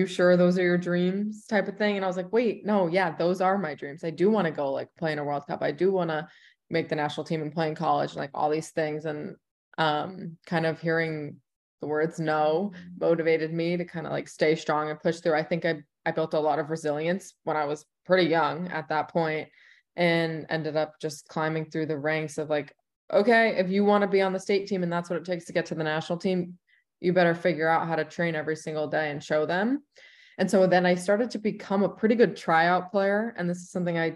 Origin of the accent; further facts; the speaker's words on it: New York, United States; moved away as an adult; also born or lived in Indiana / Houston / North Carolina / Los Angeles; now in Chicago, United States; I'm from New York